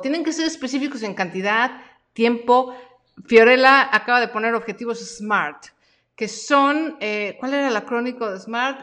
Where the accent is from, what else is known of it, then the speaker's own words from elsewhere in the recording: Mexico; yo nací en México y me gusta el taco y me gusta el chile y soy bien mexicana